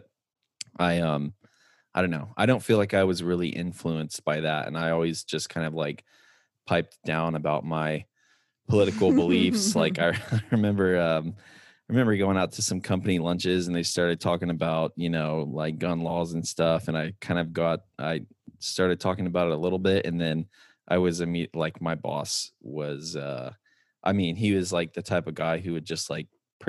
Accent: College Station, Texas, United States; also born or lived in Hawaii; we grew up in College Station or in Texas

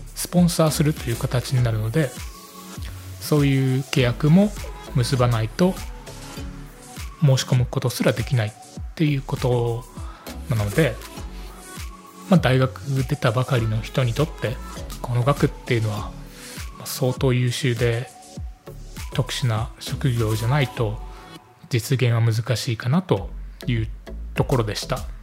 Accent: Japan; first language Japanese; moved away as an adult; also born or lived in United Kingdom; 母国語である日本語

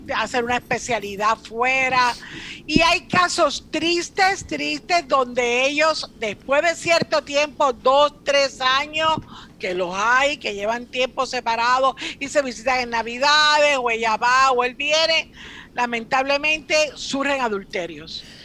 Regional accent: Cuba; now in Puerto Rico; yo soy cubana

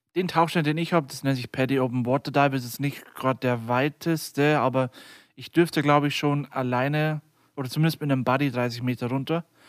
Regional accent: near Deggendorf, Bavaria, Germany; bin 23 Jahre alt und komme aus der Nähe von Deggendorf

